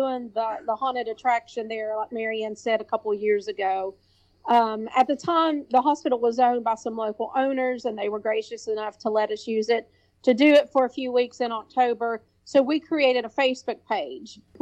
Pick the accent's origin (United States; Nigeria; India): United States; Kentucky; also born or lived in Lexington, Kentucky; now in Williamson, United States; I was born in Williamson, West Virginia, and raised in Kentucky. And then I came back to West Virginia